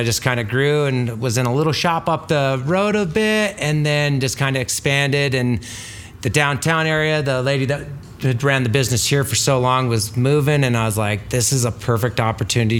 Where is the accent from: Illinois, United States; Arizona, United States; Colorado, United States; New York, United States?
Colorado, United States; Craig; I was born and raised in Craig